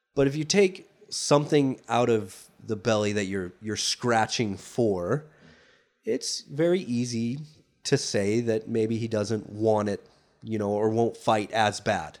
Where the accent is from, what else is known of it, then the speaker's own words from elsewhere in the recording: United States; as an American